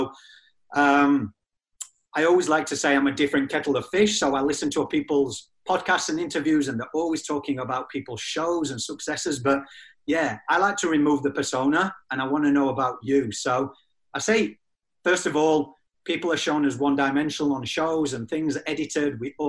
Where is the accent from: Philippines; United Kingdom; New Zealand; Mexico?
United Kingdom; England; moved away; also born or lived in Australia